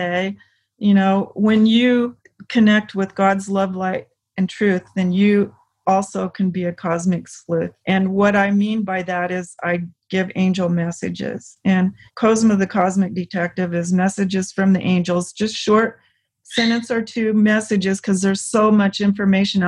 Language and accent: English; the South, United States; I grew up in the South